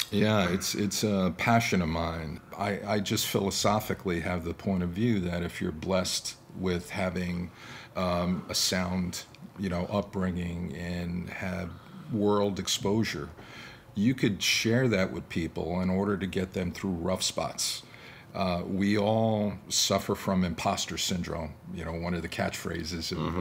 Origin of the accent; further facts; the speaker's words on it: New York, United States; now in Milwaukee, United States; growing up in New York